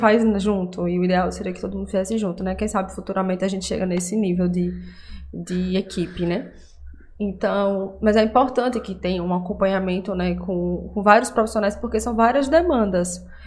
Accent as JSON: {"language": "Portuguese", "town": "Aracaju", "region": "Sergipe", "country": "Brazil", "said": "eu sou de Aracaju"}